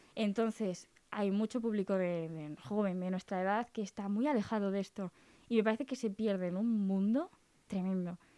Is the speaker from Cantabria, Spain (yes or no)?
yes; Cantabria, Spain